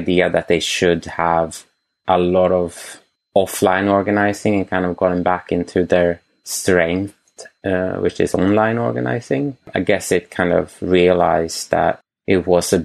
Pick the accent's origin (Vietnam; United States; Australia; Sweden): Sweden; moved away; I'm from Sweden